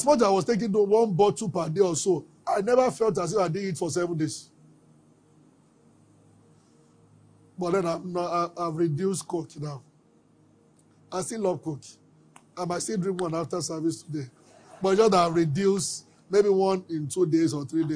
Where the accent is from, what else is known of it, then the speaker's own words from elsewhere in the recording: Abeokuta, Ogun State, Nigeria; We grew up together in Abeokuta